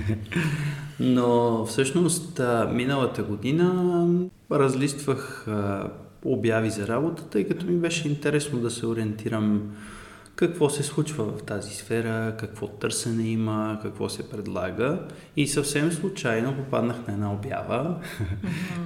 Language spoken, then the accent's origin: Bulgarian; Sofia, Sofia City, Bulgaria; И съм от София